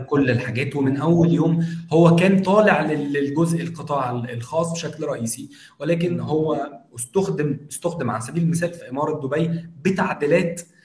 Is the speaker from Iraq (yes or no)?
no; Egypt; عندنا في مصر